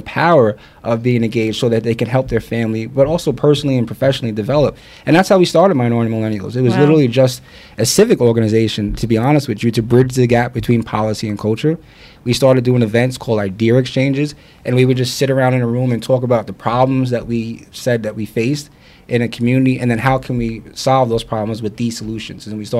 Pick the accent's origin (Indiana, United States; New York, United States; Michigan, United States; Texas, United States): New York, United States; Long Island; moved away as an adult; also born or lived in Newark; growing up in Long Island